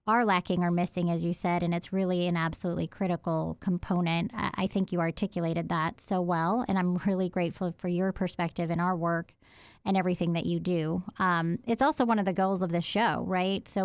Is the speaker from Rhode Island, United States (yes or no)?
yes; Providence, Rhode Island, United States; moved away as an adult; now in Athens, United States; I'm from Providence, Rhode Island